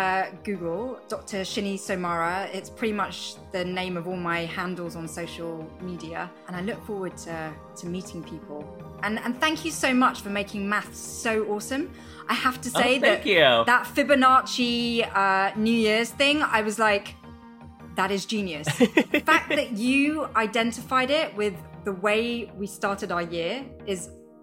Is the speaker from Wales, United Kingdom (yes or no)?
no; London, United Kingdom; I'm from London, and we have the London Underground.